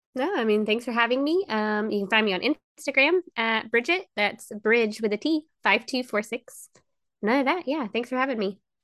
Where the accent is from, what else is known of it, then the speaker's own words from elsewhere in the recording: Georgia, United States; I'm from Georgia." It's just the accent